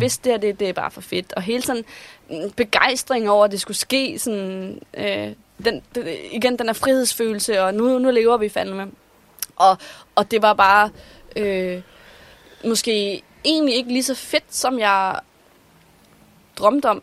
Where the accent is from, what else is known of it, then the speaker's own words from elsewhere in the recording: Vordingborg, Zealand, Denmark; moved away as an adult; also born or lived in Copenhagen; i hvert fald så vælger jeg at flytte her fra Vordingborg, hvor jeg er fra, og flytte ind til København